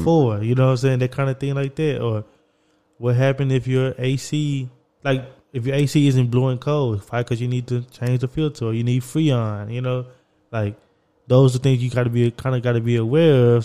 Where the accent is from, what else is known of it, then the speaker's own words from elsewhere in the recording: Texas, United States; also born or lived in New York; I was going from New York back to Texas.